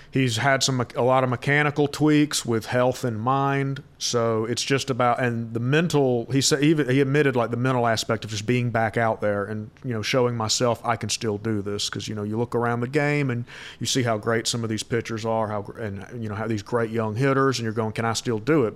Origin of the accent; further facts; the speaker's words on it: Valdosta, Georgia, United States; I'm from Valdosta, Georgia, obviously four hours south